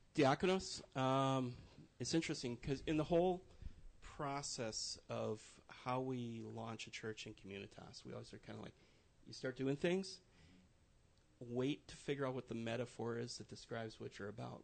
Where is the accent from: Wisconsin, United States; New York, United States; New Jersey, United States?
Wisconsin, United States; moved away as an adult; also born or lived in Minneapolis-St. Paul, Minnesota; now in Central Indiana, United States; I grew up in Wisconsin, spent 20 years there